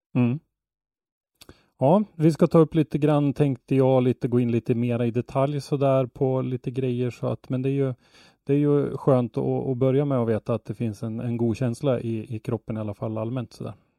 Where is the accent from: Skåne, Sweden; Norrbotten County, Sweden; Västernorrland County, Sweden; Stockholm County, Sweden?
Västernorrland County, Sweden; Ånge; Jag är ju uppvuxen i Ånge som ligger bara 10 mil från Östersund